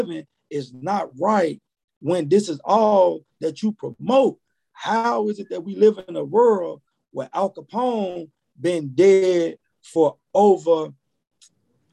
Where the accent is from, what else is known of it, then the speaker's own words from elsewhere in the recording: Chicago, Illinois, United States; I'm from Chicago